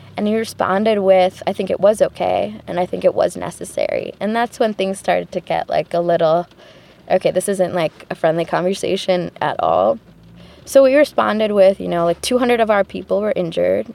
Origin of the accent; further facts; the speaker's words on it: Detroit, Michigan, United States; I'm from Detroit, Michigan.